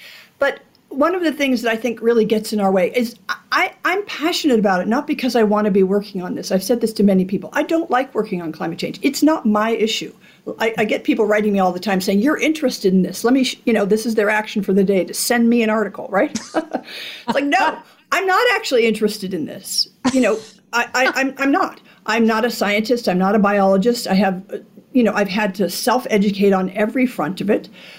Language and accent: English; Alaska, United States; The other one I like, because I'm from Alaska, is, I forget who said it